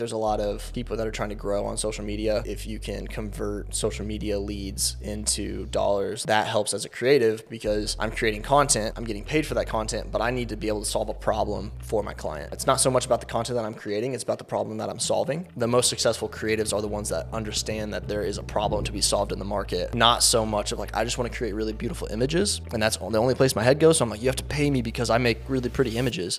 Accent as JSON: {"language": "English", "town": "Kansas City", "region": "Missouri", "country": "United States", "tie": "born or raised there", "said": "I grew up in Kansas City, born and raised here"}